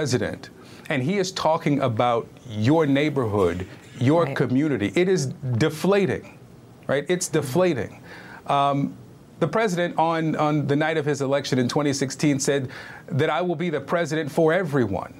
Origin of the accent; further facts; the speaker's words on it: Baltimore, Maryland, United States; now in Georgia, United States; I am from West Baltimore